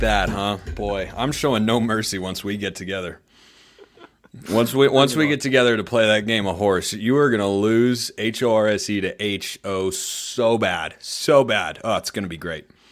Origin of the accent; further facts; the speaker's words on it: Lake Oswego, Oregon, United States; moved away as an adult; also born or lived in Santa Clara, California / Oklahoma / Southern Utah; now in Cedar City, United States; I grew up in, in Lake O, and then I went to Santa Clara for my undergrad